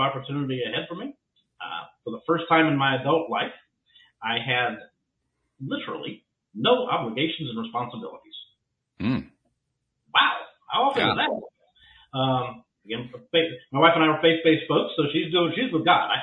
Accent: Memphis, Tennessee, United States; moved away as an adult; now in Texas, United States; born and raised in Memphis, Tennessee, married there, wound up moving to Texas in 1994

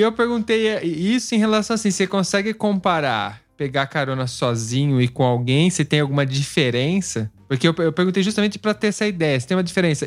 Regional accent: Brazil; a gente é brasileiro

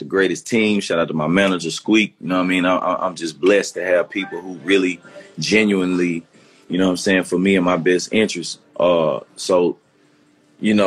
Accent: Memphis, Tennessee, United States; I came from South Memphis. So I grew up playing clarinet, but I'm still in the streets of Memphis

